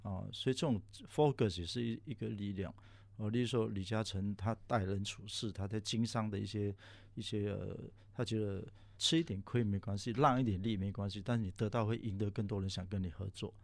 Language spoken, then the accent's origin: Chinese; Singapore; moved away as an adult; also born or lived in Taiwan; 回来新加坡